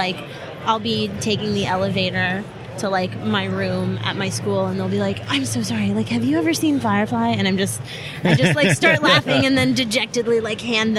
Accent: Chicago, Illinois, United States; moved away as an adult; now in Boston, United States; Originally, I'm from Chicago.

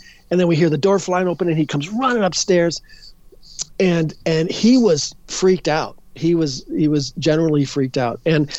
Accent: Edina, Minnesota, United States; born or raised there

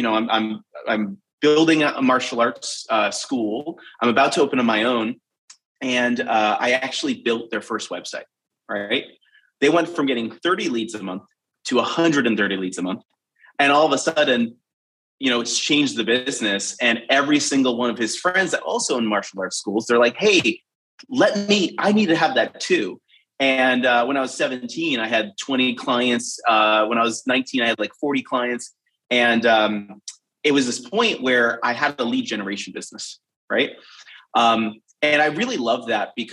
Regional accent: United States; I grew up between Boston and Providence

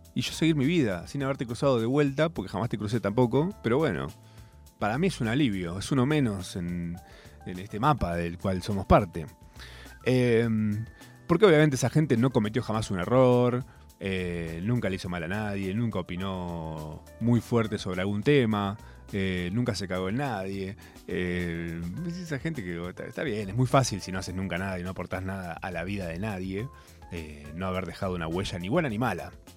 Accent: Argentina

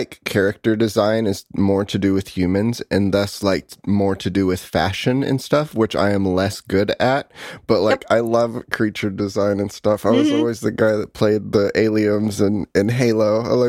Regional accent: United States; I'm very American

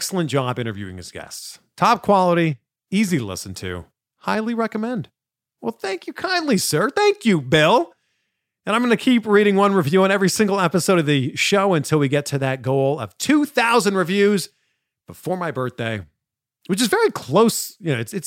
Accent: Pickering, Ontario, Canada; moved away as an adult; also born or lived in Toronto, Canada; now in United States; I was in a suburb called Pickering for my I grew up, like born and raised there

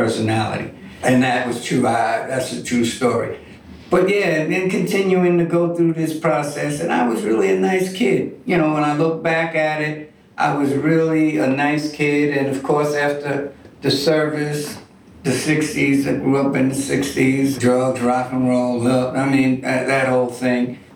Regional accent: New York City, New York, United States; also born or lived in Staten Island; I'm from New York City. Grew up in Harlem. Was in Harlem for many, many years, and my family decided to move out to Staten Island

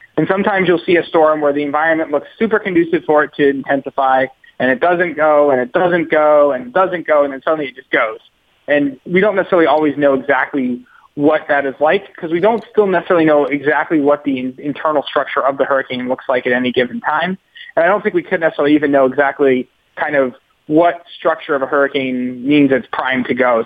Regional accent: Massachusetts, United States; grew up in Massachusetts

